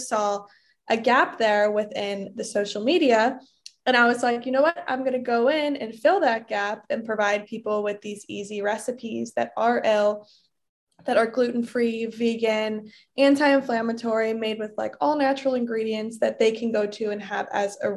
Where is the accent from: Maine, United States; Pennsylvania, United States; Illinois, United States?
Illinois, United States; Bartlett; moved away as an adult; also born or lived in Michigan / Minnesota; I grew up in the suburbs of Chicago. I grew up in Bartlett, Illinois. All of my life.